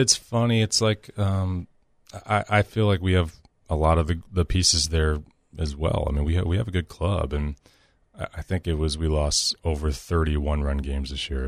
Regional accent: Nashville, Tennessee, United States; I'm from Nashville.

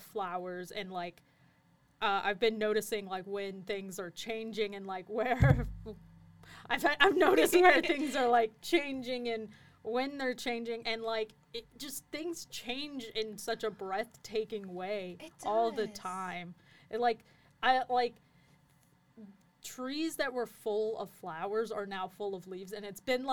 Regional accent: Madison, Alabama, United States; I'm not from Birmingham, but I'm from Madison. We have our own botanical garden up there

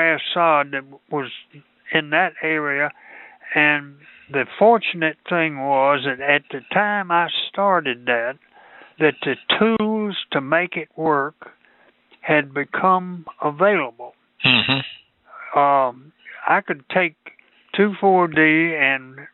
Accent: Mississippi, United States; moved away as an adult; also born or lived in Michigan / Ohio / Korea; I grew up in Mississippi, and I went to college at Mississippi State, which is in Starkville, which is where I live now

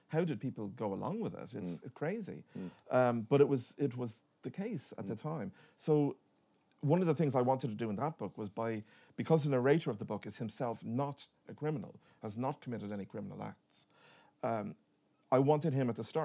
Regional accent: Dublin, Leinster, Ireland; where I grew up in Dublin, my neighbour on one side was the parish priest

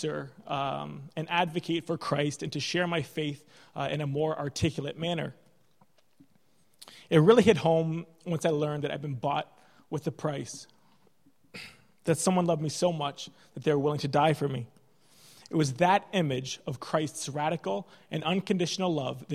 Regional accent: Canada; moved away as an adult; now in Ireland; when I came to Ireland as a Canadian medical student

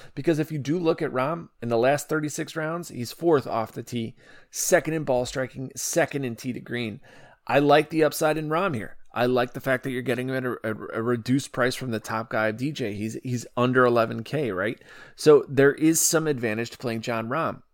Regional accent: Chicago, Illinois, United States; Illinois, Chicago, my hometown

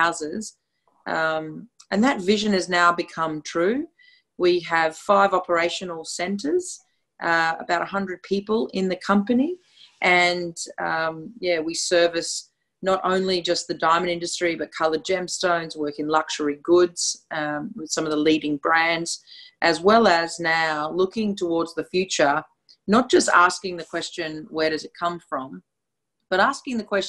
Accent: Australia; accent: Australian; also born or lived in Brisbane, Australia / London; My accent is very clear. It's from Australia. So I'm broadcasting from my home in Brisbane.

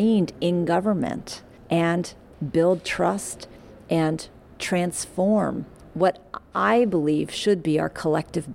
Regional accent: Oakland, California, United States; I'm an Oaklander. I'm a girl that was born and raised and have the incredible honor and privilege of having been elected to lead my hometown

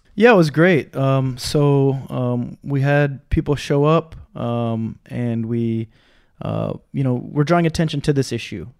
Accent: Minnesota, United States; moved away as an adult; now in Hawaii, United States; I'm from Minnesota

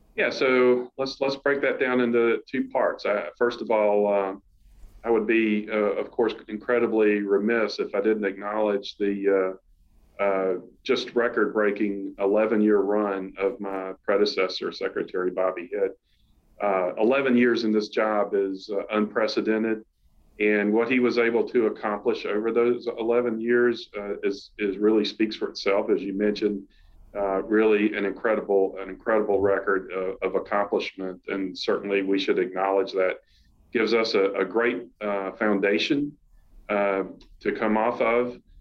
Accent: South Carolina, United States; moved away as an adult; although I'm from South Carolina, I had not really been in the state in, in about 10 years

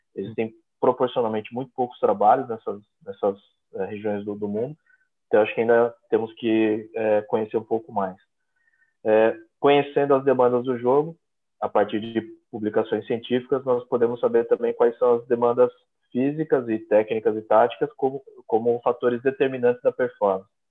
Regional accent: Brazil; moved away as an adult; also born or lived in São Paulo; now in Portugal; eu sou brasileiro

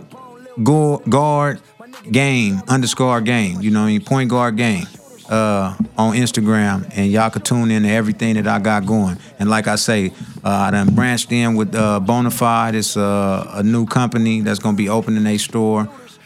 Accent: Long Beach, California, United States; I'm from Long Beach

